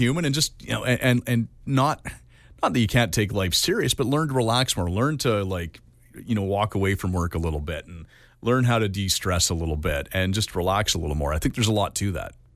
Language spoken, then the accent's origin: English; Canada; as a Canadian